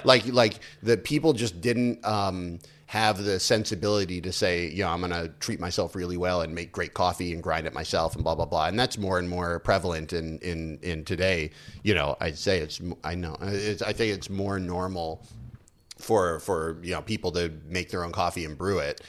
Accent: United States; moved away as an adult; now in China; I grew up in the States, but I'm also a weird, um, American

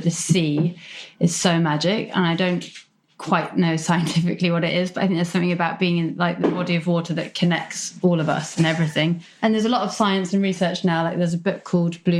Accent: North Devon, South West England, United Kingdom; now in London, United Kingdom; So I grew up in North Devon by the sea.

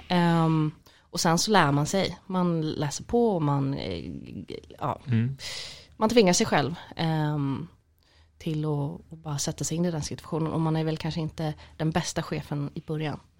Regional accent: Gothenburg, Västra Götaland, Sweden; nej men jag måste väl säga Göteborg, jag är

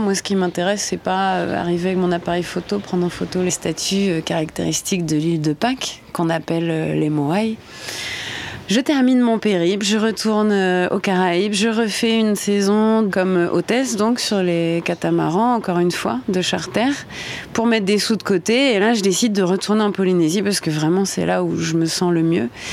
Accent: Normandy, France; moved away; Je suis normande, j'ai 35 ans.

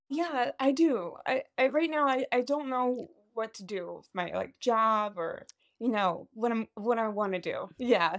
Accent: Maryland, United States; now in West Chester, United States; I'm from Pennsylvania, originally from Maryland, but I live in Pennsylvania

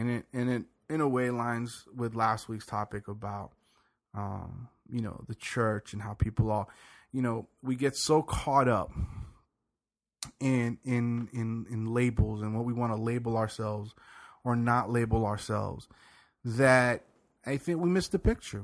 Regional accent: the South, United States; I grew up in the South

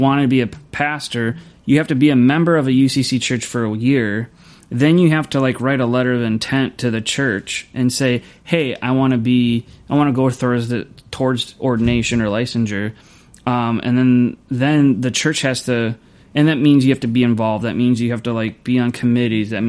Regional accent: Louisville, Kentucky, United States; moved away; also born or lived in Kansas; I'm actually from Kentucky. I was born and raised right outside of Louisville.

